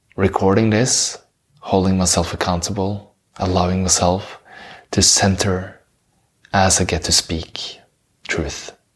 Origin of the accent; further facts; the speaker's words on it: Norway; English is a second language; I'm from Norway, that's why I have this beautiful accent.